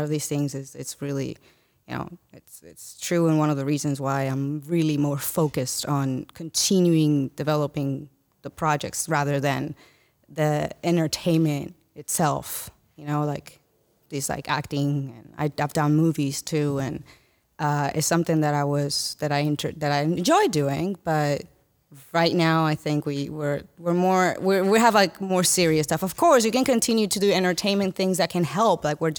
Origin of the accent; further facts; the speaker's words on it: Dominican Republic; I'm born and raised in Dominican Republic.